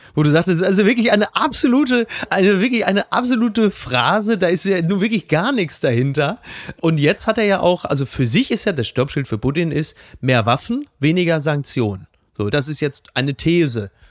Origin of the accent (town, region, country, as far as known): Ruhr area, North Rhine-Westphalia, Germany; born or raised there